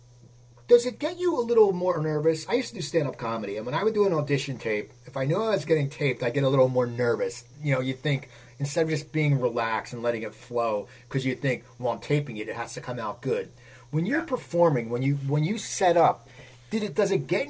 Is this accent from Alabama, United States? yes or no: no; Cherry Hill, New Jersey, United States; moved away; also born or lived in Los Angeles; I'm originally from Cherry Hill, which is down south